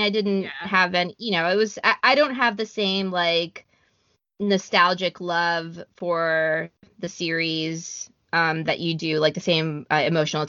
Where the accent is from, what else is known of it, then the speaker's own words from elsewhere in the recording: Miami, Florida, United States; I grew up in Miami